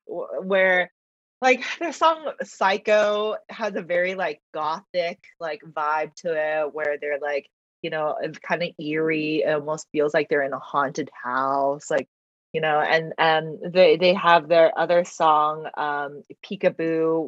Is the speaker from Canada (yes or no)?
no; China; born there; first language Mandarin; English is a second language; Even though I like Mandarin is my first language. I was born in China, you know, so, but I grew up so much.